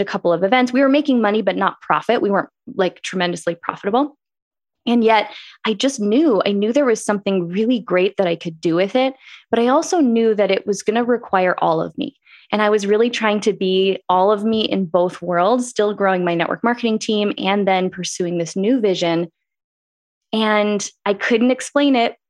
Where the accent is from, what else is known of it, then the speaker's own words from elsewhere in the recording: Green Bay, Wisconsin, United States; moved away as an adult; also born or lived in Eau Claire, Wisconsin; now in Phoenix, United States; I grew up in Green Bay, Wisconsin. I think being from the Midwest is a big part of what shaped who I am.